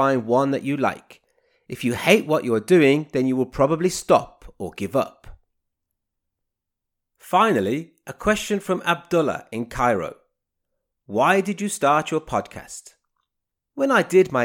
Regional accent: Birmingham, West Midlands, United Kingdom; moved away as an adult; also born or lived in Nottingham; I was born in the city of Birmingham in the UK

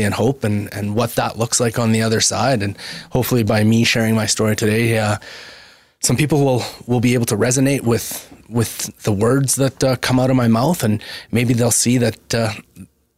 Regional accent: Brooks, Alberta, Canada; me growing up in Southern Alberta

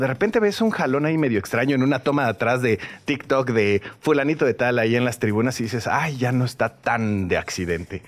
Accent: Mexico; como mexicanos

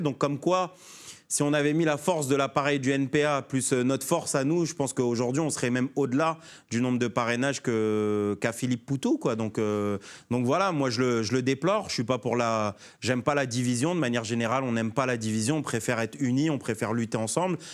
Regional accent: Sarcelles, Île-de-France, France; Je suis né à Sarcelles, mon maire c'était Dominique Strauss-Kahn

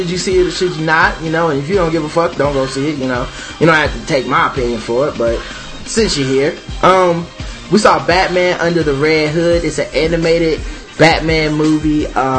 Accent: United States; since we're American

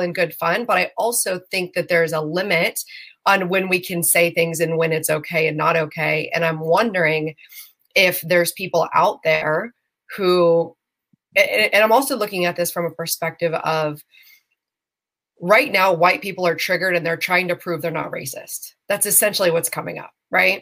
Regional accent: Western Pennsylvania, United States; I grew up in Western Pennsylvania

